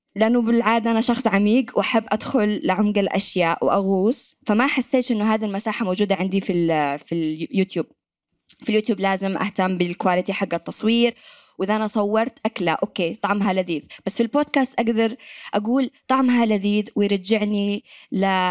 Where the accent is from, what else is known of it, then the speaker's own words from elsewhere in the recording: Yemen; accent: Yemeni; moved away as an adult; يمنية وأتكلم لهجة يمنية